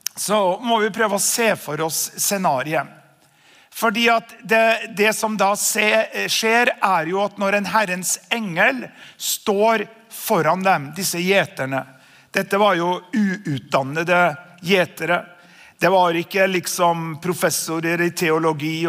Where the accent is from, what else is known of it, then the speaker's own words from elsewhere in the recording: Namsos, Trøndelag, Norway; moved away as an adult; also born or lived in Østfold; Jeg er jo en eh, avslippet trønder som flyttet fra Trøndelag da vi var 18 år gamle